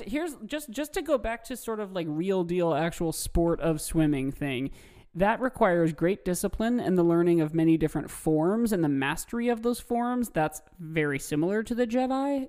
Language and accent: English; Midwest, United States; Growing up in the Midwest